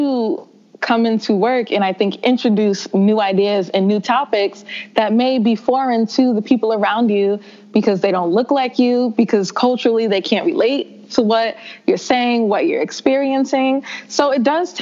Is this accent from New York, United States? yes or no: yes; New York City, New York, United States; I grew up in the South Bronx, in one of the poorer districts in the Bronx.